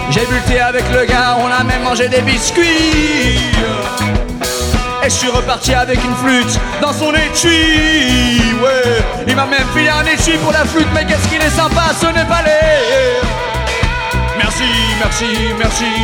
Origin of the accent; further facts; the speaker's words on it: France; je viens de France pour t'acheter une flûte.